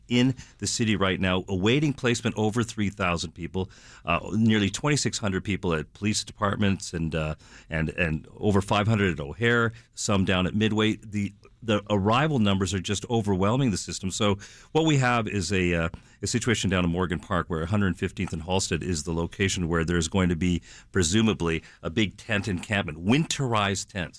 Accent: Canada; now in Chicago, United States; I'm Canadian

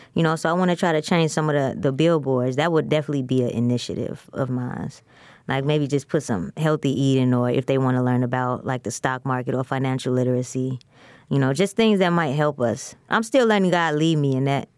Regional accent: Chicago, Illinois, United States; I'm from the west side of Chicago

